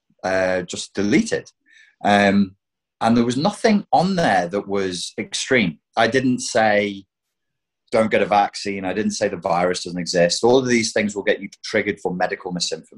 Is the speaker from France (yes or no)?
no; United Kingdom; As a Brit who's left the EU